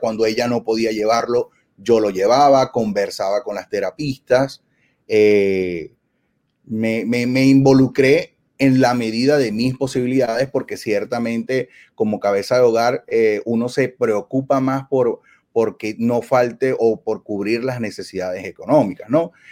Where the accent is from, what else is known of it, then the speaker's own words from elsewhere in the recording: Venezuela; moved away as an adult; somos inmigrantes en Venezuela, somos venezolanos y allá teníamos otra vida